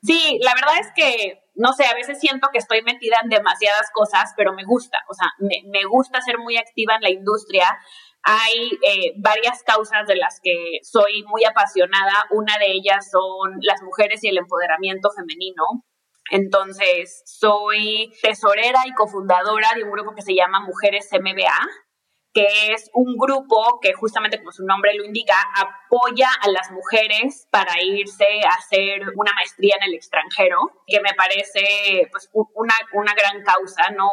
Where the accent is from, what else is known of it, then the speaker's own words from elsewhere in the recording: Monterrey, Nuevo León, Mexico; moved away as an adult; also born or lived in Mexico City; yo eh, soy mexicana, soy regia